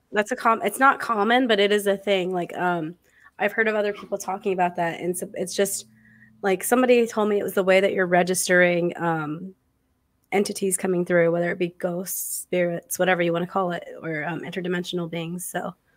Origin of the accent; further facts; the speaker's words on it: Arizona, United States; I'm from Arizona.